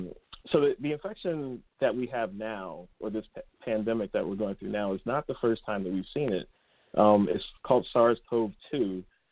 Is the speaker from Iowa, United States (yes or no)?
no; Philadelphia, Pennsylvania, United States; I'm actually from Philadelphia, North Philadelphia, and it was kind of there. I'm like first generation college